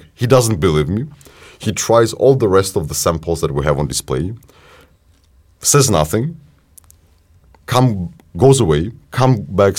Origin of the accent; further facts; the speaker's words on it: Ukraine; we're from Ukraine